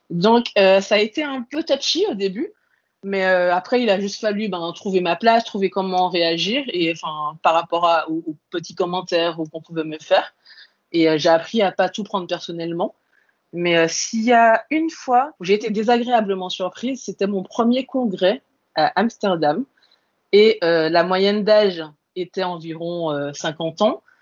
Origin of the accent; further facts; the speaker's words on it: Antilles, France; moved away as an adult; moi, je viens des Antilles. Et euh, quand je suis arrivée en France hexagonale pour faire mes études, ben, j'étais toute seule à 8000 km de mes parents